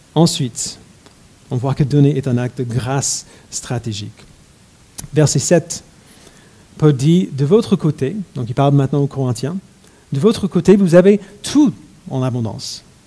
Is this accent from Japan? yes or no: no; United States; mon enfance aux États-Unis